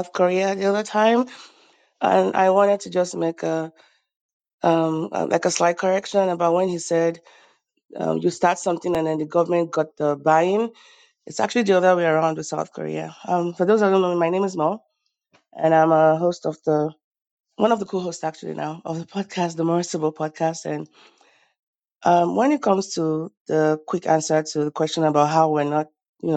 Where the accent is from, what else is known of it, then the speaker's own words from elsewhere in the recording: Nigeria; now in United States; I'm from Nigeria